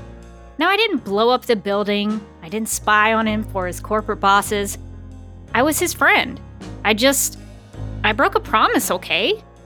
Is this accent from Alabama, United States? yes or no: yes; Birmingham, Alabama, United States; After college, I went to work for my hometown station, WAFM-TV3 in Birmingham, Alabama.